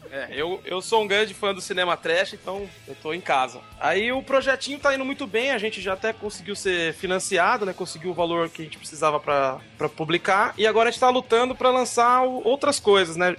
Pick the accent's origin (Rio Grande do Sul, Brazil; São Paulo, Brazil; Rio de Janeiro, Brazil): São Paulo, Brazil; Eu, eu sou da Zona Leste de São Paulo, que é como se fosse uma perifa braba daqui